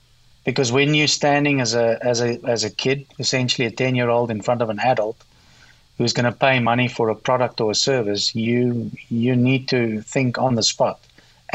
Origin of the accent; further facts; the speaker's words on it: Meyerton, Gauteng, South Africa; I grew up in South Africa in what's called today the Gauteng province. And this is around 60 kilometers south of Johannesburg in a little town called Meyerton.